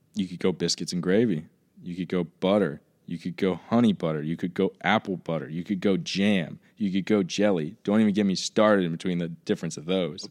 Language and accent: English; Southwest Virginia, United States; moved away as an adult; also born or lived in New Jersey; I grew up in Virginia.